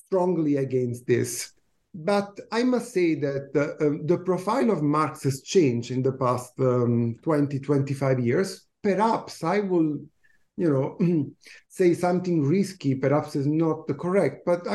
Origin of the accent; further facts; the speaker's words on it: Italy; moved away as an adult; now in Canada; I teach in Canada. I moved here in 2009, but I come from Italy